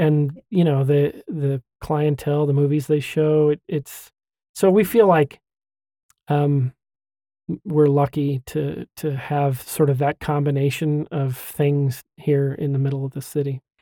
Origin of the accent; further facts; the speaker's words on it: Hooper, Utah, United States; also born or lived in Washington; now in Kaysville, United States; I grew up in Hooper